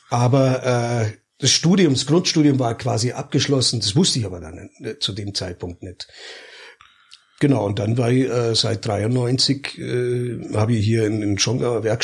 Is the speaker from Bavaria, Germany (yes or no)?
no; Hanover, Lower Saxony, Germany; ich bin eigentlich aus Hannover